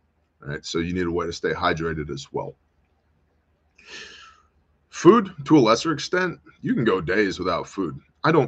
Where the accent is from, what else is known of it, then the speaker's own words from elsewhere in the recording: United States; I'm American.